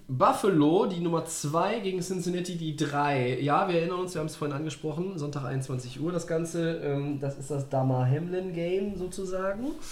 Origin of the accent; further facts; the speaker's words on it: Germany; bei uns in Deutschland